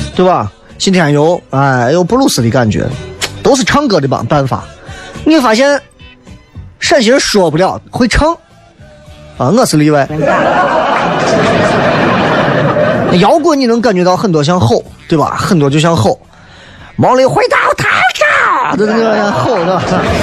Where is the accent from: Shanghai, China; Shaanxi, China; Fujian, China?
Shaanxi, China; Xi'an; 我们西安人就是自己没有办法